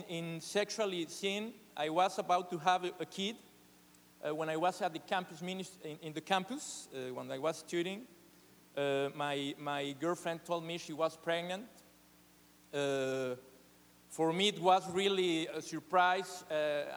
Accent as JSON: {"language": "English", "region": "Mexico City", "country": "Mexico", "tie": "born or raised there", "second_language": "English", "said": "I was born in Mexico City, one of the biggest cities in the world."}